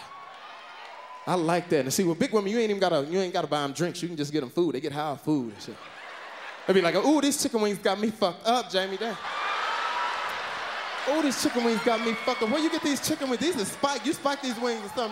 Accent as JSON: {"language": "English", "region": "the South", "country": "United States", "said": "I'm from the South"}